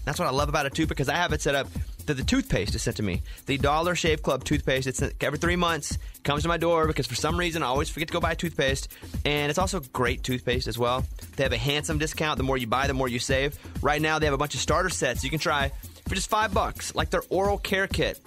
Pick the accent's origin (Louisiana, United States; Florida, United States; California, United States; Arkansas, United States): Arkansas, United States; Mountain Pine; moved away; also born or lived in Texas; I grew up in Arkansas